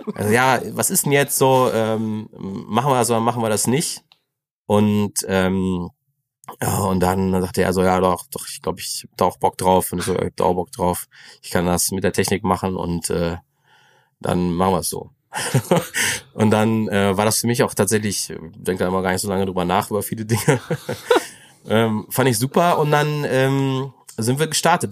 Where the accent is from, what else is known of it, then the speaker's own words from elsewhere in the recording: Greven, North Rhine-Westphalia, Germany; ich bin da schon in Greven geboren. Ähm, ich bin der Letztgeborene von vier Kindern, also ähm, dann äh, in Greven so, bin auch so aufgewachsen